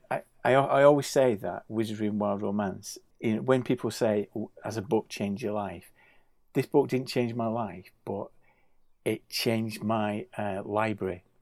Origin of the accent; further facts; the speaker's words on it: Bolton, North West England, United Kingdom; Growing up in Bolton